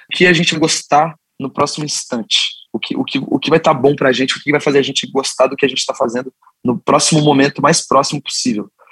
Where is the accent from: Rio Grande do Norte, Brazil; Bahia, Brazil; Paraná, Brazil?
Paraná, Brazil; Curitiba; nós cinco somos nascidos e criados em Curitiba